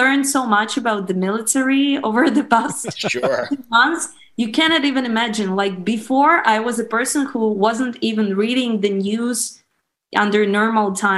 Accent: Ukraine

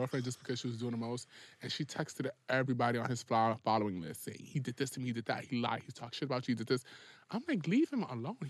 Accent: Ghana; I'm African

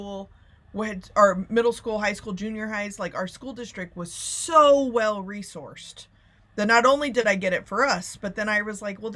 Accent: Plano, Texas, United States; I grew up in Plano, Texas

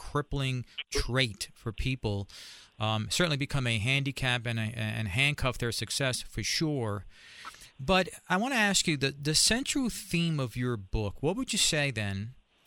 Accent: New York, United States; I'm from New York

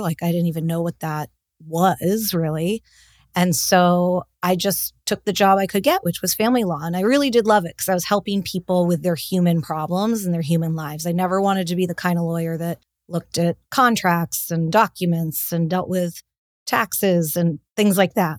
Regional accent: Los Angeles, California, United States; also born or lived in Boston; I grew up in Los Angeles

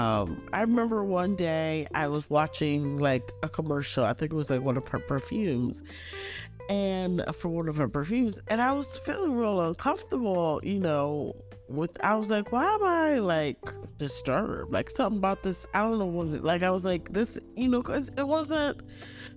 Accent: Nigeria; I'm Nigerian

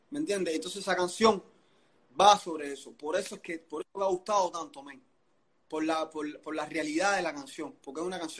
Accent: Cuba; te voy a hablar de los cubanos, porque nosotros somos cubanos.

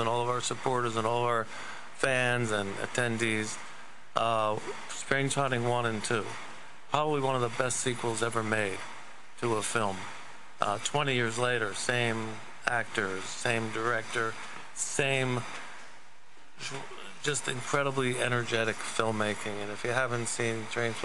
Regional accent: near Camden, New Jersey, United States; now in Los Angeles, United States; I grew up near Camden

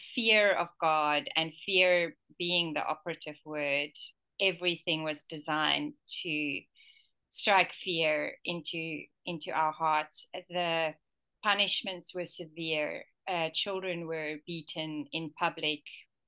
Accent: KwaZulu-Natal, South Africa; also born or lived in Malawi; I was an ordinary white girl growing up in apartheid South Africa

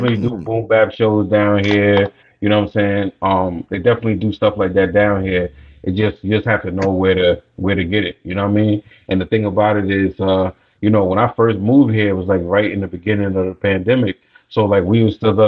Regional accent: New York, United States; moved away as an adult; now in Atlanta, United States; I'm born and raised in New York, man, you know, between Long Island and New York City.

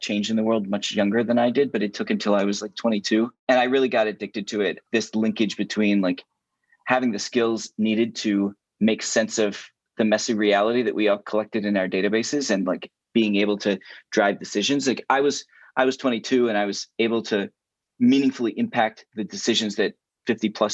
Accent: Hereford, Maryland, United States; also born or lived in Philadelphia; I grew up 30 minutes north of Baltimore in a little place called Hereford, Maryland

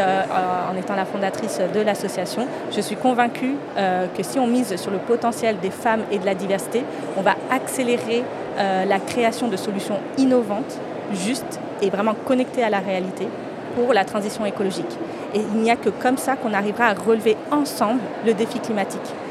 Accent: France; je suis franco-indienne, je suis née en France et mes racines sont en Inde

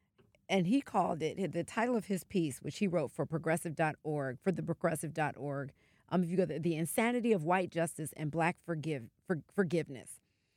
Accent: the South, United States; I'm from the South. I don't feel that way at all.

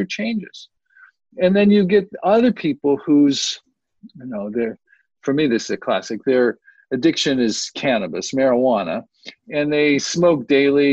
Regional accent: Youngstown, Ohio, United States; now in San Diego, United States; I grew up in Youngstown, Ohio

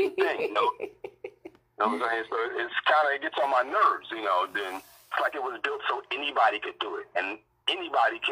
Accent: New York City, New York, United States; moved away; I'm in Jerk now, but I'm from Brooklyn

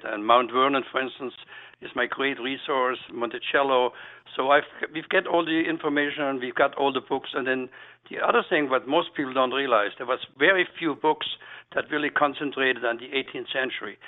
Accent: Black Forest, Baden-Württemberg, Germany; now in Philadelphia, United States; Being that I'm a European chef and being that I'm from the Black Forest region

